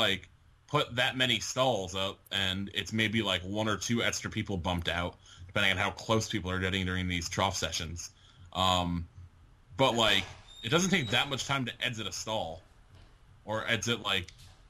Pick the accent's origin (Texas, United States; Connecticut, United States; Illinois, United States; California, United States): Connecticut, United States; as a Connecticuter.